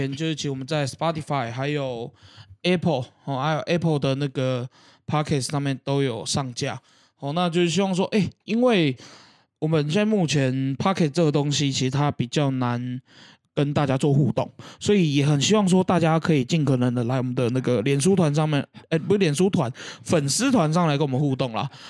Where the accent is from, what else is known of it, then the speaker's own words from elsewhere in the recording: Keelung, Taiwan; 好、啊，一般人讲关东煮，啊，我们基隆人讲菜头肉。